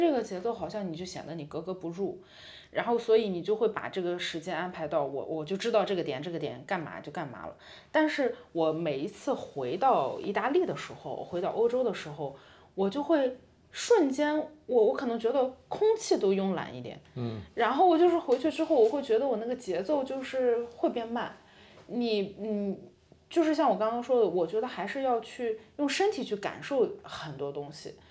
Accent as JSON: {"language": "Chinese", "town": "Qingdao", "region": "Shandong", "country": "China", "tie": "born or raised there", "also_born_or_lived": "Italy", "moved": "as an adult", "lives_now": "Milan, Italy", "said": "可能回我的家乡青岛"}